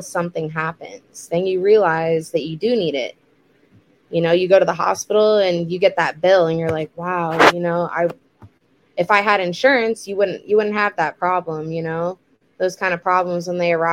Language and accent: English; Port St. Lucie, Florida, United States; I'm born and raised in Port St. Lucie